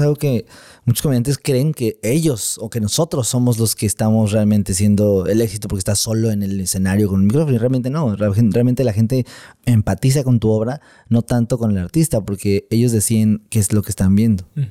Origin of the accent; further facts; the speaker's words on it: Mexico; mi país, en México